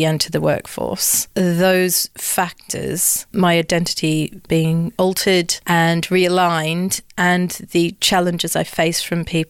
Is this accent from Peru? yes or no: no; Australia; moved away as an adult; also born or lived in London; So I grew up in Australia. I'm Australian and British.